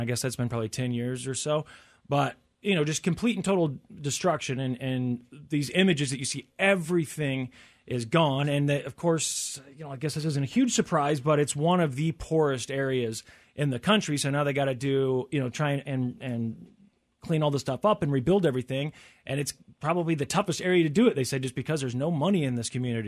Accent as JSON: {"language": "English", "region": "Tornado Alley", "country": "United States", "tie": "born or raised there", "said": "growing up in Tornado Alley"}